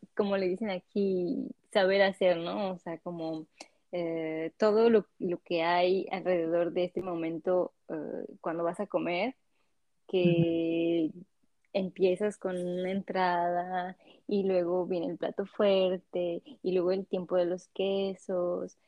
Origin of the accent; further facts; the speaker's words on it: Mexico; moved away as an adult; now in France; vengo de México, soy mexicana